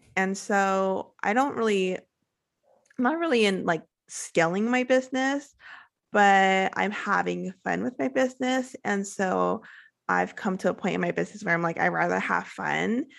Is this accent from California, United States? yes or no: yes; California, United States; moved away as an adult; now in Playa del Carmen, Mexico; I am originally from California